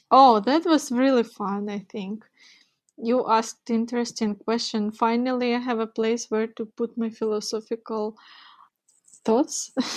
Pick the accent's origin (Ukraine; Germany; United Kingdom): Ukraine; Donetsk, Donetsk Oblast; now in Kyiv, Ukraine; I was born and grown in Ukraine, just not in Kyiv, where I currently live. I was born in east part of Ukraine, where the war is, Donetsk